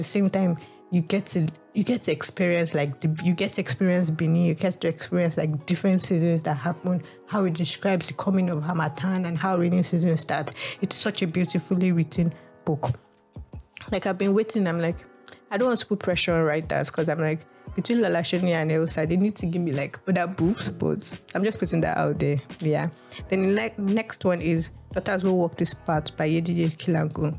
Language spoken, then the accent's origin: English; Lagos, Nigeria; my experience in Nigeria, or growing up African at that point in time, or growing up in Nigeria, or living as a middle class in a middle class family in like Lagos